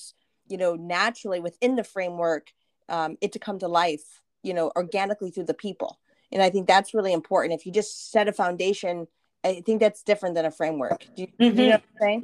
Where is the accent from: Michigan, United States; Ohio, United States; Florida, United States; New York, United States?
Michigan, United States; Flint; also born or lived in Detroit; growing up for me, I'm from, you know, Flint, Detroit.